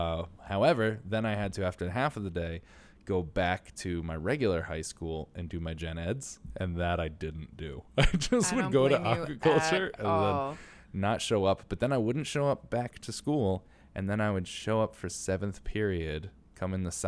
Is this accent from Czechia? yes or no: no; New York City, New York, United States; So like as a New Yorker, I don't go to nearly as many plays as I should